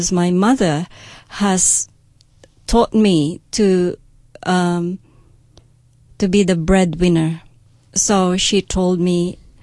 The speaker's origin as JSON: {"language": "English", "town": "Tupi", "region": "Soccsksargen", "country": "Philippines", "tie": "born or raised there", "said": "I've grown up in a place called Tupi in South Cotabato"}